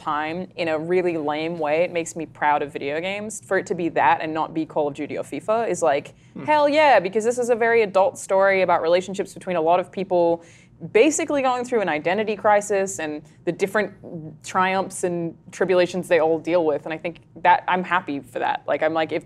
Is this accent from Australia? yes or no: yes; Australia; I'm Australian